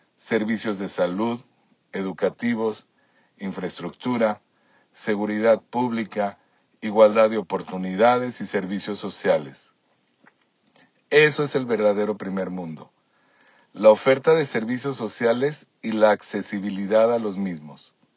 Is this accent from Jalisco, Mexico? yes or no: yes; Guadalajara, Jalisco, Mexico; moved away as an adult; now in Toronto, Canada; En Guadalajara, de donde soy originario, estudié ciencias de la comunicación en el ITESO